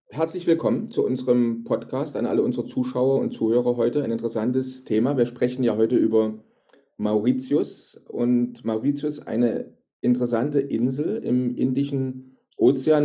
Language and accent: German; Germany; moved away as an adult; bei uns in Deutschland, ich wohne ja auch schon seit 14 Jahren nicht mehr in Deutschland, aber ich sage mal in Deutschland, in unserer früheren Heimat